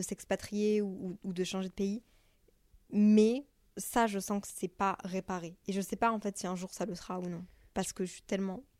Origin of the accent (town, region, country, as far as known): Brussels, Brussels-Capital Region, Belgium; moved away as an adult; also born or lived in Montreal, Canada; now in Paris, France